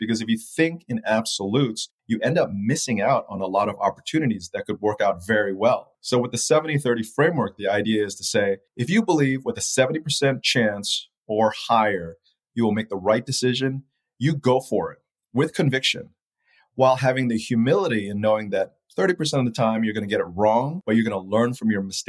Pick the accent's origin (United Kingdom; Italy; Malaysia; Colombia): Malaysia; also born or lived in Taiwan / Japan / Philippines; now in United States; growing up in Malaysia, Taiwan, Japan, Philippines in the 80s and 70s really makes me appreciate what I have here today in the United States.